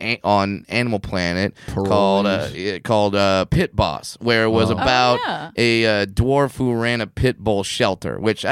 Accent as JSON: {"language": "English", "region": "Southern California", "country": "United States", "tie": "born or raised there", "said": "I grew up in Southern California"}